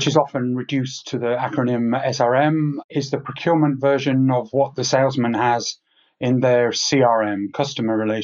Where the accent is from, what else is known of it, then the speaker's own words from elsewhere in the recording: England, United Kingdom; now in Switzerland; I'm English by birth